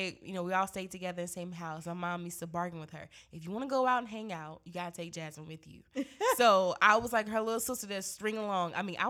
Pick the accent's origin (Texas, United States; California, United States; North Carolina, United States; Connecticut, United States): North Carolina, United States; Greensboro; born or raised there; moved away